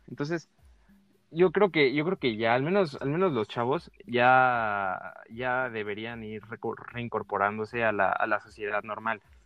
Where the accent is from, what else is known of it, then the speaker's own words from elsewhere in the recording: Chiapas, Mexico; somos chiapanecos, papá. Yo no, yo no pedí nacer en Chiapas